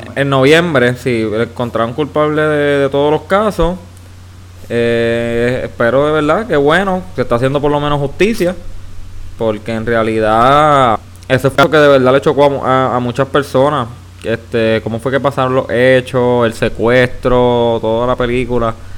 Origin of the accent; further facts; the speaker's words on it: Puerto Rico; Como yo, boricua